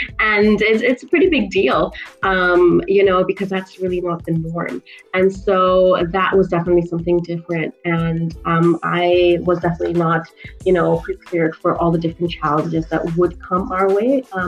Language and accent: English; New York, United States; I grew up in New York for quite a few years.